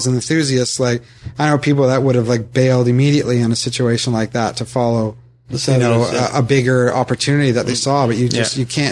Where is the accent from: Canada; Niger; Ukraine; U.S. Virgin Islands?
Canada; Ottawa, Ontario; I'm from Ottawa